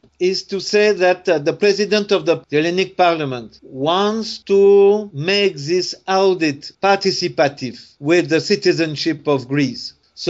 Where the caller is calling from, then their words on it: Tunisia; or here in Tunisia, because I am speaking from Tunisia now